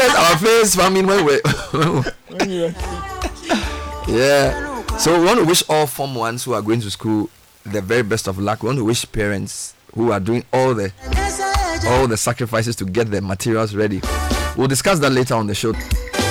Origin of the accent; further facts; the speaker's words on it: Accra, Greater Accra, Ghana; I'm an Accra boy. I was born in Accra.